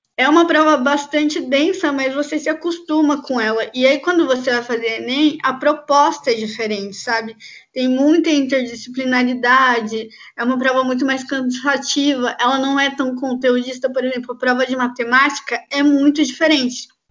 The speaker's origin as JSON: {"language": "Portuguese", "town": "Campinas", "region": "São Paulo", "country": "Brazil", "said": "eu sou de Campinas, interior de São Paulo"}